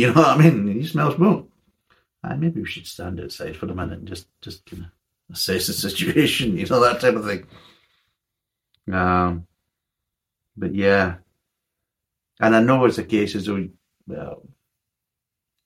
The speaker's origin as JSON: {"language": "English", "region": "Scotland", "country": "United Kingdom", "said": "I'm a Scotsman"}